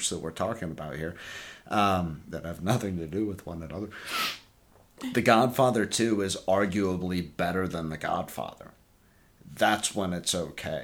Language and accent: English; United States; I'm an American.